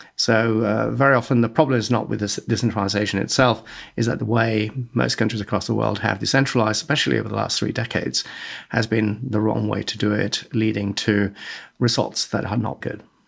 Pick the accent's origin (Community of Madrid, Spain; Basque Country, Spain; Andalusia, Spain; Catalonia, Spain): Community of Madrid, Spain; Madrid; moved away as an adult; also born or lived in Florence; I am Spanish. I was born and raised in Madrid.